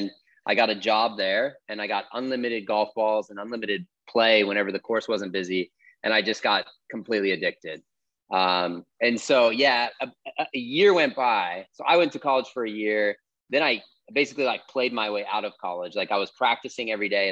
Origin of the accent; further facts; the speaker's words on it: St. Louis, Missouri, United States; moved away as an adult; also born or lived in Los Angeles; I moved from St. Louis, or outside of St. Louis, where I grew up